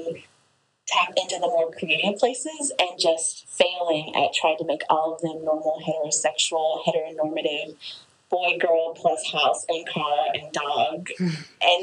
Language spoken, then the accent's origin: English; Appalachia, Western North Carolina, United States; I grew up over here in Western North Carolina in Appalachia